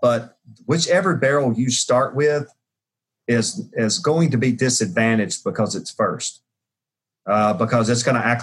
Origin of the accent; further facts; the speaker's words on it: Jackson, Tennessee, United States; I made Pringles potato chips and in my hometown of Jackson